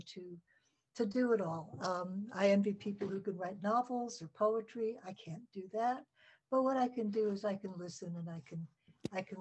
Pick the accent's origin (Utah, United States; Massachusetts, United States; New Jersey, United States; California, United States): California, United States; Salinas; also born or lived in San Francisco; I was raised in Salinas, California